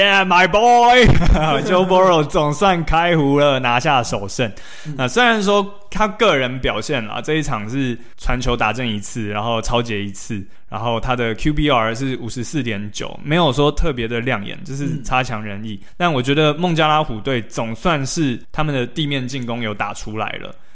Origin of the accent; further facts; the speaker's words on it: Taiwan; 确实我们台湾人比较会有所谓的同情票的